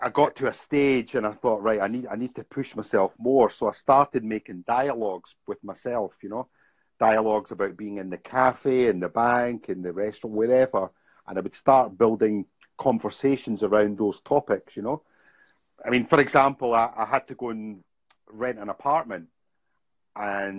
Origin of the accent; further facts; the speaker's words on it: Scotland, United Kingdom; moved away as an adult; also born or lived in Bangkok, Thailand; I'm from Scotland.